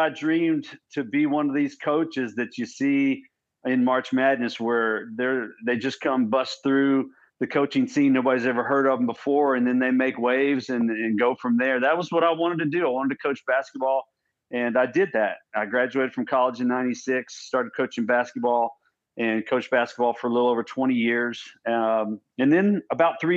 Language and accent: English; Odessa, Texas, United States; also born or lived in Iowa / Houston, Texas; Came back home and pretty much raised in Texas ever since then. And lived out in a town called Odessa, Texas